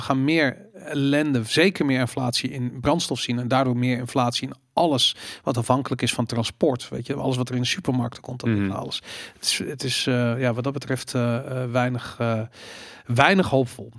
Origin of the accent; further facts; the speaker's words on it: Netherlands